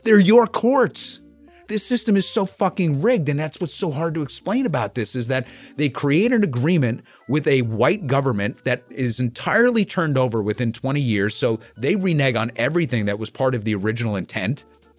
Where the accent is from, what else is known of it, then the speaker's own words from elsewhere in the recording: New York, United States; As a New Yorker